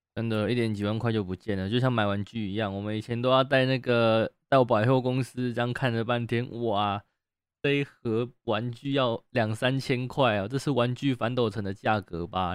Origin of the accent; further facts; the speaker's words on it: Taiwan; accent: Taiwanese; 你们台湾人讲话怎么都这么温柔